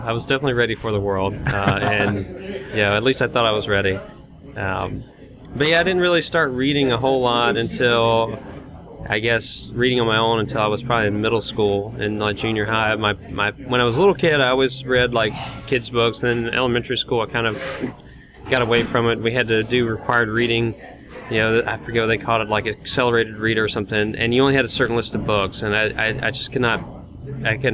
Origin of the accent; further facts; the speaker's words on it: Chiefland, Florida, United States; Chiefland, Florida